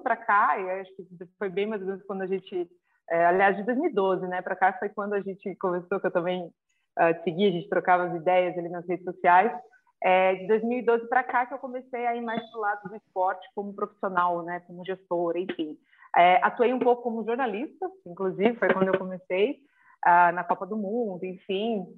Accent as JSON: {"language": "Portuguese", "town": "Curitiba", "region": "Paraná", "country": "Brazil", "said": "sou de Curitiba, né, então joguei nos times lá do Paraná Clube, Curitiba"}